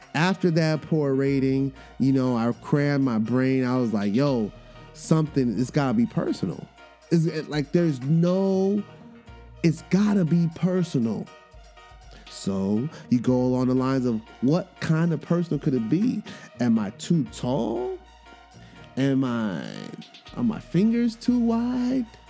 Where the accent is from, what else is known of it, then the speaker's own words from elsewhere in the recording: New York, United States; accent: New York; my New York accent just slips out